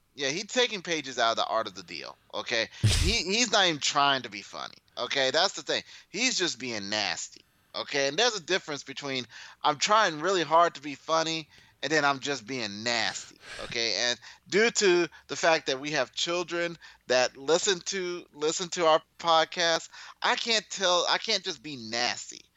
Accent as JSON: {"language": "English", "region": "Midwest", "country": "United States", "said": "I'm from the Midwest"}